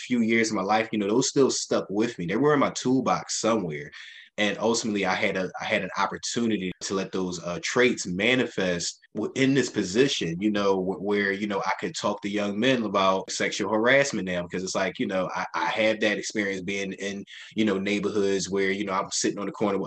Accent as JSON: {"language": "English", "town": "Philadelphia", "region": "Pennsylvania", "country": "United States", "tie": "born or raised there", "said": "I grew up in North Philadelphia, Strawberry Mansion section of the city, 30th and Diamond"}